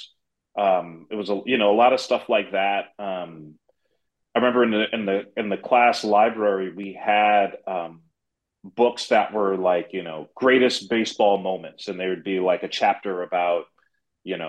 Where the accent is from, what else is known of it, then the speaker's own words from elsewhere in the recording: New York City, New York, United States; I'm growing up in the Bronx